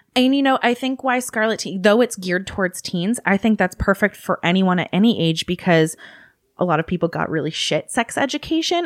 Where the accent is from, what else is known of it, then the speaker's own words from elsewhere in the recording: Massachusetts, United States; also born or lived in California; I was born in California, raised in Massachusetts.